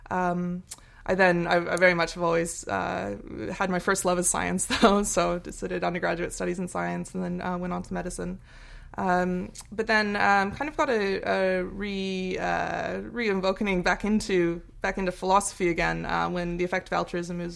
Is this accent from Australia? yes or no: yes; Australia; born there; Ah, I was I was born in Australia actually, but um, to Americans, I have I have, th I have, three. I was born with pretty much with three citizenships.